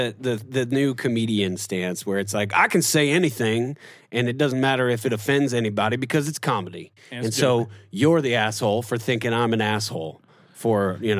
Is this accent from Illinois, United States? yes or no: yes; Chicago, Illinois, United States; moved away as an adult; also born or lived in Evanston; now in Oklahoma, United States; No, so I'm from Chicago, born and raised.